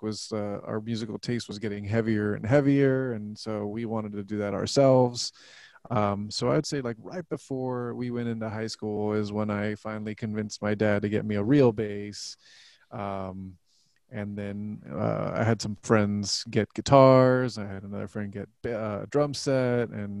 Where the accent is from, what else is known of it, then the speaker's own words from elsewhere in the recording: Laredo, Texas, United States; now in San Antonio, United States; I'm from Laredo, which is only like 2.5 hours south from here